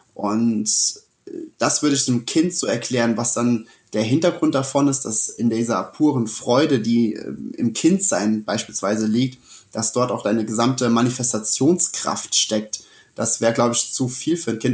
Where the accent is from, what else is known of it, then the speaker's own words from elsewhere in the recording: Sessenhausen, Rhineland-Palatinate, Germany; also born or lived in Rüdesheim / Wiesbaden; mit sieben bin ich dann äh, wegen meinen Eltern oder durch meine Eltern hier nach Sessenhausen gezogen